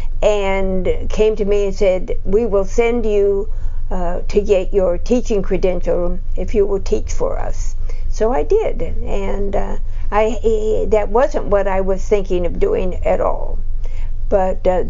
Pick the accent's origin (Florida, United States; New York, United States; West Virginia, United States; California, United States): California, United States; Laguna Beach; moved away as an adult; also born or lived in San Gabriel, California; now in Arizona, United States; we moved to Laguna Beach. And so I grew up as a California beach girl